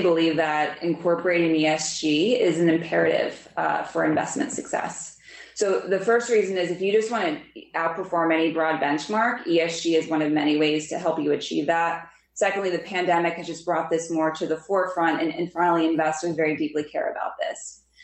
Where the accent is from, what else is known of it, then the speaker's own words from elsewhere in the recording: Lansdale, Pennsylvania, United States; I grew up in Lansdale, Pennsylvania.